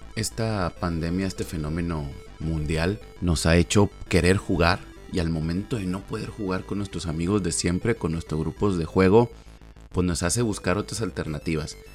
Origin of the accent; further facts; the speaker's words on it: Monterrey, Nuevo León, Mexico; en Monterrey, Nuevo León, México, de donde soy originario y radico